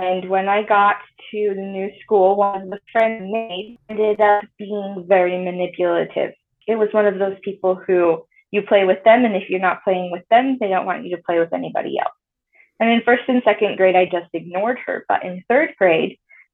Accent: Tremonton, Utah, United States; moved away as an adult; I grew up mostly in Tremont, Utah

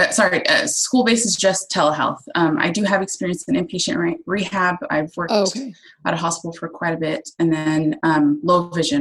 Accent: Oklahoma, United States; moved away as an adult; also born or lived in Tulsa, Oklahoma; now in Sweden; I'm from Oklahoma, and so I lived in Tulsa

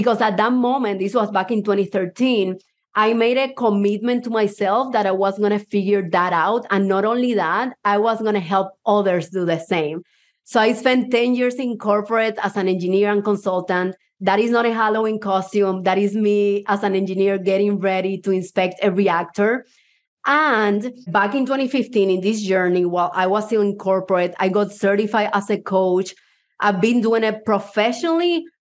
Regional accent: Puerto Rico; accent: Puerto Rican; English is a second language; also born or lived in Havana, Cuba; now in United States; I was born in Havana, Cuba, even though I would be lying if I say my accent is Cuban, because my accent is Puerto Rican. I lived 12 years in Puerto Rico.

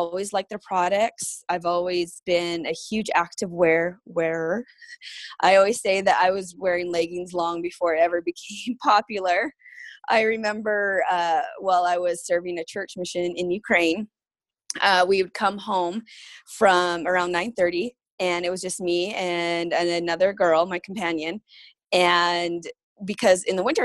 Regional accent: Rosemary, Alberta, Canada; now in Centerville, United States; I call Alberta home and a little place called Rosemary.

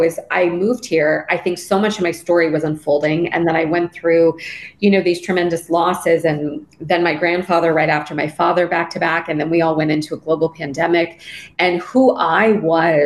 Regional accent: Los Angeles, California, United States; I grew up in Los Angeles.

